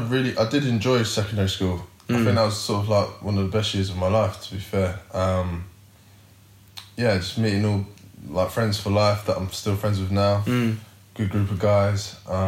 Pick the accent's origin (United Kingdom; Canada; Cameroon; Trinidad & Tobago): United Kingdom; London; I was raised in South London.